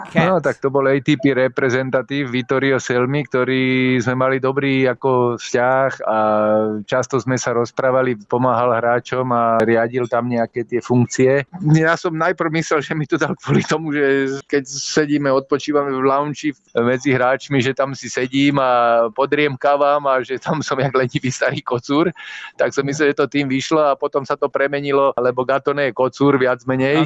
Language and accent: Slovak; Slovakia; nás so Slovincami ako pletú